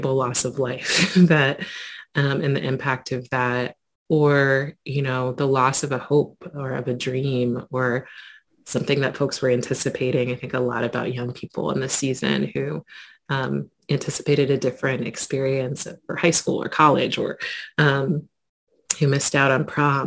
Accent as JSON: {"language": "English", "town": "Quincy", "region": "Illinois", "country": "United States", "tie": "born or raised there", "said": "growing up in my hometown of Quincy, Illinois"}